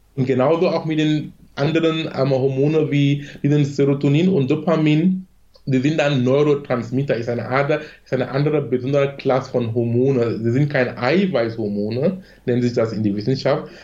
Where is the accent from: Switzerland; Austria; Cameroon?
Cameroon; German is a second language; moved away as an adult; now in Germany; ich bin gebürtiger Kameruner